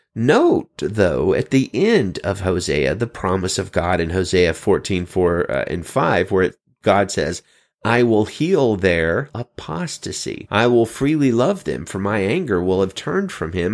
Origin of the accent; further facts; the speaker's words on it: Pinson, Alabama, United States; now in California, United States; I'm in California now, but I come from good old Birmingham, Alabama, Pinson specifically